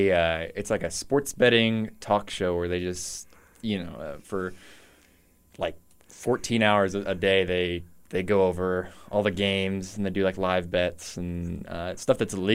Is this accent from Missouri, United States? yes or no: yes; Lee's Summit, Missouri, United States; No, I'm not from Warrensburg. I'm from Lee Summit.